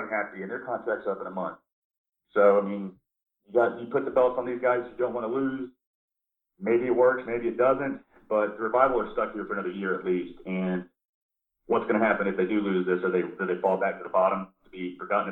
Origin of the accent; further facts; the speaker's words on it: Asheville, North Carolina, United States; I'm from Asheville